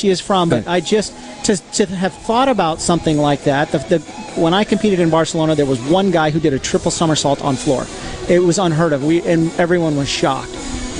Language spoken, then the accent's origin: English; Albuquerque, New Mexico, United States; I grew up in Albuquerque, New Mexico, and my family had homeschooled us.